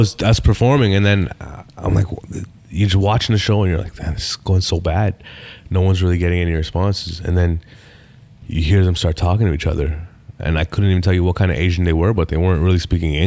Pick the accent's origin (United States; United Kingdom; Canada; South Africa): Canada; Toronto, Ontario; So I'm from Rexdale. I had 12 white people in my high school